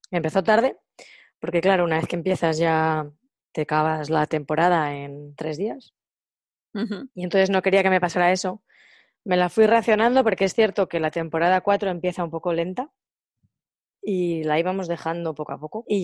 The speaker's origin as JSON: {"language": "Spanish", "town": "Soria", "region": "Castile and León", "country": "Spain", "said": "En Soria es al revés. En Soria tenemos tres meses de buen tiempo y nueve de infierno."}